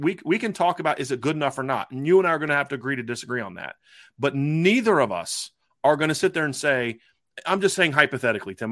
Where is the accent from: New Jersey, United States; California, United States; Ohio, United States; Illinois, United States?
Ohio, United States; growing up in Ohio